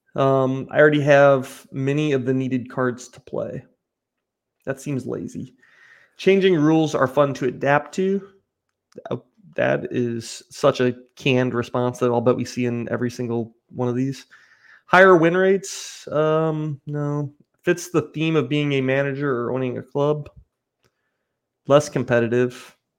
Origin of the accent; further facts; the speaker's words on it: United States; I'm American